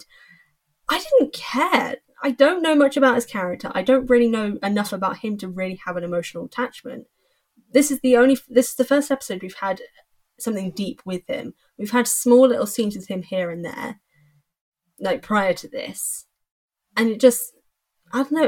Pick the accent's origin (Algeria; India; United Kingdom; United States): United Kingdom; England; I'm English